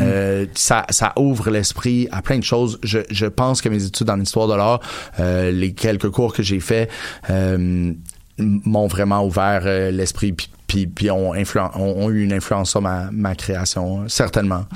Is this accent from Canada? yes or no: yes; Montreal, Quebec, Canada; also born or lived in Outremont; j'ai passé une, grande partie de mon enfance avec Ville-Saint-Laurent, puis mon adolescence